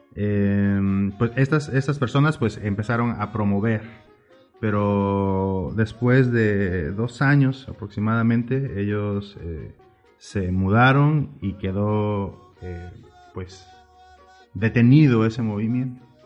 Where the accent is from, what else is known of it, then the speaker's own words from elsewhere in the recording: Oaxaca, Mexico; moved away as an adult; now in La Paz, Mexico; tuve la fortuna de nacer allá